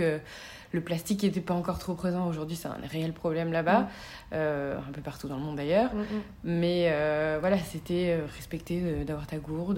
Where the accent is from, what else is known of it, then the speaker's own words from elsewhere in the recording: the South, Provence-Alpes-Côte d'Azur, France; moved away as an adult; also born or lived in Paris; je viens de, du Sud